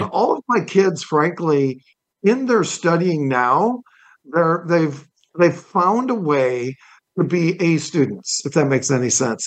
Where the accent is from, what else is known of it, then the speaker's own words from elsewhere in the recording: Toledo, Ohio, United States; I was born in Toledo, Ohio, and my dad was a car dealer